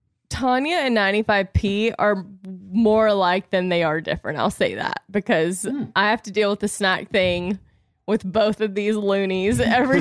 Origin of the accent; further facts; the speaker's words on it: the South, United States; accent: Southern; And of course, my accent was probably so Southern at the time.